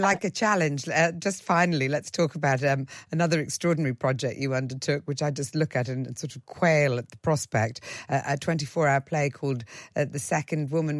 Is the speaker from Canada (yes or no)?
no; Ireland; I was brought up in Ireland